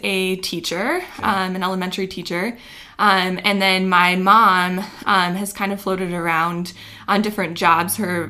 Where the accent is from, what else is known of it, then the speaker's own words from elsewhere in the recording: Chattern, South Dakota, United States; Maybe still in Chattern.